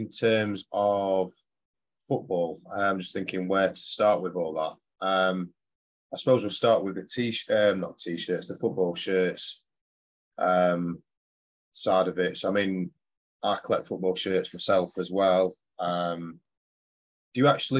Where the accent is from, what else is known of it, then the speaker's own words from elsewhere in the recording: Chesterfield, East Midlands, United Kingdom; I'm from Chesterfield